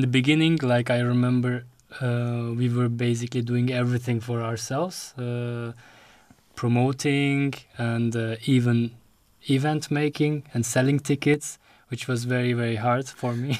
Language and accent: English; Istanbul, Turkey; moved away as an adult; also born or lived in The Hague, Netherlands; now in Rotterdam, Netherlands; my mom sent me to Turkey